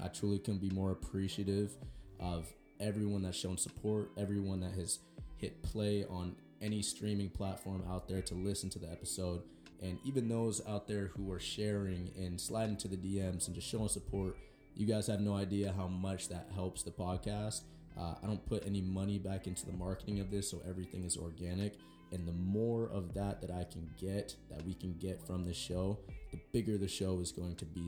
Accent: Everett, Washington, United States; I grew up in Everett and still in the same like childhood house.

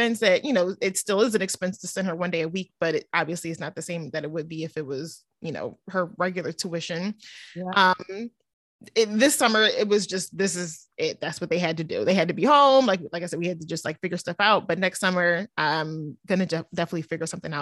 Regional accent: Cheltenham, Pennsylvania, United States; now in Cinnaminson, United States; I grew up in Cheltenham

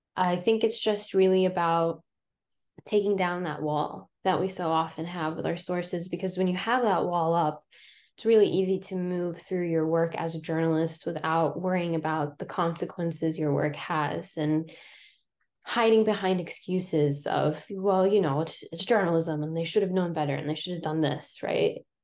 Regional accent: Ohio, United States; moved away as an adult; also born or lived in Lebanon / Albany, New York / Houston, Texas; now in Philadelphia, United States; So I'm from Lebanon, but I grew up in Ohio

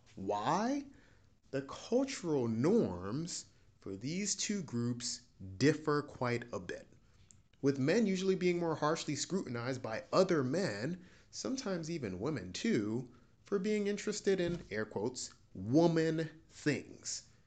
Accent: United States; I'm a Nigerian American P H D student.

